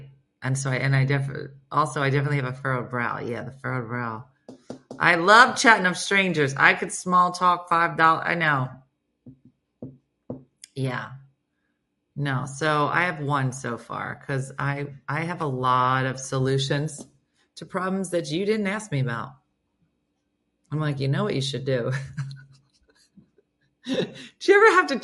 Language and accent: English; New Jersey, United States; I'm from New Jersey